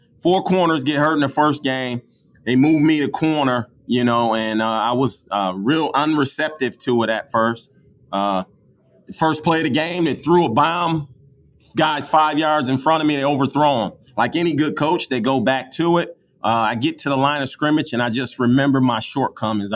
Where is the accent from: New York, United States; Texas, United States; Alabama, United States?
New York, United States; Buffalo; I am from Buffalo, New York. I played at McKinley High School.